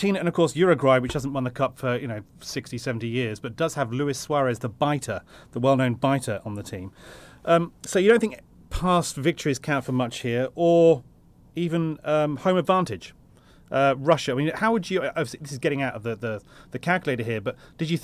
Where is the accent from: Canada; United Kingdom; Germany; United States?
United Kingdom; England; I'm English